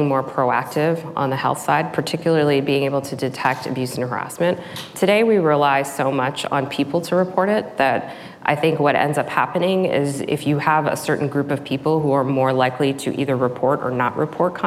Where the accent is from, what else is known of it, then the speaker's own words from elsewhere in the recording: Texas, United States; I'm a first generation immigrant. I grew up in Texas on the border of Louisiana, in a very small town